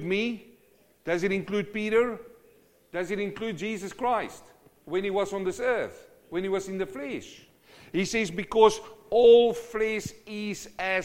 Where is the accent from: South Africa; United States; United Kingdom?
South Africa; I come from South Africa, and in winter the grass dies.